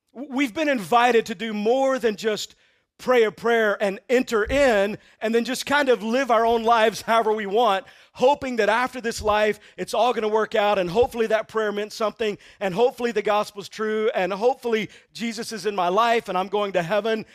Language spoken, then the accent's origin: English; Texas, United States; I'm from Texas